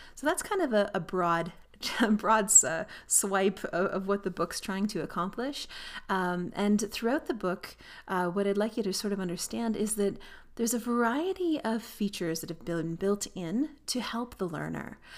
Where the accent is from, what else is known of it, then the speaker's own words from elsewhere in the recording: Canada; I'm Canadian, so I would learn to fly and earn my pilot licenses in Canada